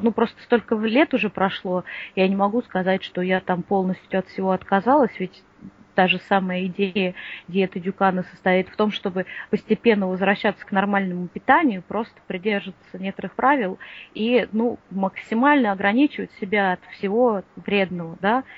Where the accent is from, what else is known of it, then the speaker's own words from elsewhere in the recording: Moscow, Russia; я из Москвы